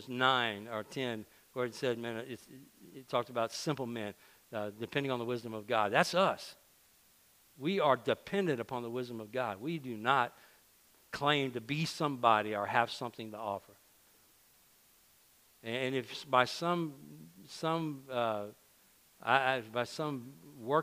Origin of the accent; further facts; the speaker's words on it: Louisiana, United States; I can talk about Cajuns because I are one. All right, I grew up in Drain, Louisiana. It's the heart of Cajun country